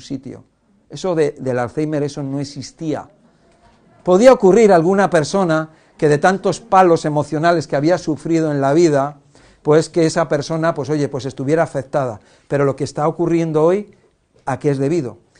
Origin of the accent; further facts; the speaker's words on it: Cantabria, Spain; Yo soy de pueblo, de Cantabria